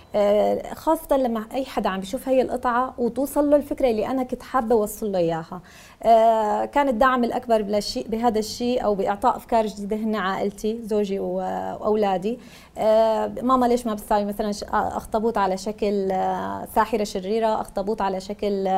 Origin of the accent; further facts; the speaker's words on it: Syria; moved away as an adult; now in Lebanon; من سوريا أنا لاجئة جيت على لبنان صار لنا سنة ونص